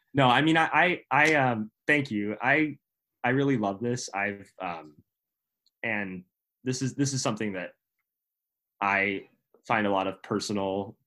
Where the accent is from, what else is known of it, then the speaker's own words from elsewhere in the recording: Princeton, New Jersey, United States; This is my hometown